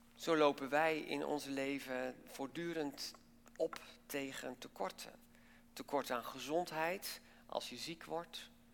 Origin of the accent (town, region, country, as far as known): Netherlands